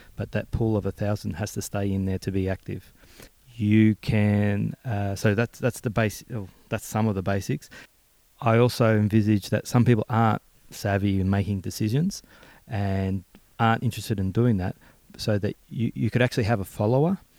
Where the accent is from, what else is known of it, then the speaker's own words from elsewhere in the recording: Melbourne, Victoria, Australia; coming from my hometown back in uh, Braybrook and Maidstone.